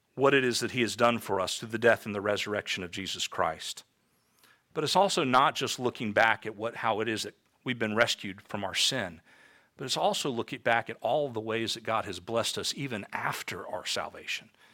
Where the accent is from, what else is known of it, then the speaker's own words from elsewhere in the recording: Tampa, Florida, United States; I grew up in Tampa, Florida